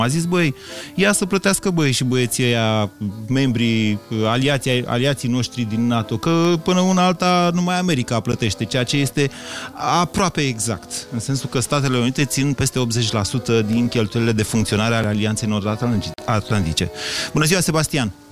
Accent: Romania; ca român

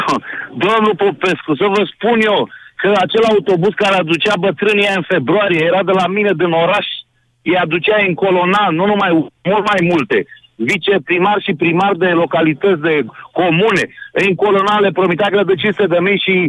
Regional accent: Teleorman County, Romania; sunt din Telorman

